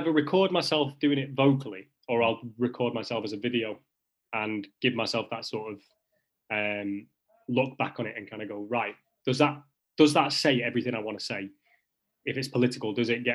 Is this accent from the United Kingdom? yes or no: yes; the north of England, United Kingdom; accent: Northern; as a Northerner